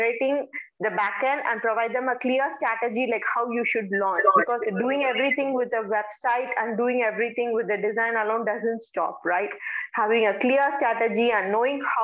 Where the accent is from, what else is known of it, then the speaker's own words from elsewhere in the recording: India; I'm from India.